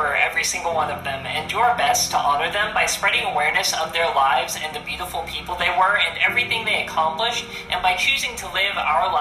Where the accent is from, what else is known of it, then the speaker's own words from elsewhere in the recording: United States; being an American